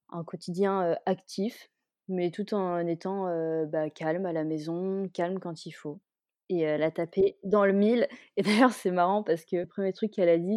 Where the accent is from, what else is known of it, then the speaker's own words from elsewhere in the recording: Kuala Lumpur, Malaysia; J'ai passé mon enfance à Kuala Lumpur en Malaisie, donc on va dire que c'est pas vraiment le même type d'animaux que ceux qu'on a en France, quoi.